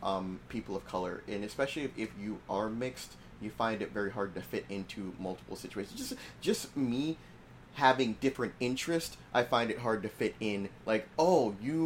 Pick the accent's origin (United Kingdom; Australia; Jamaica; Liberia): Jamaica; when people find out I'm Jamaican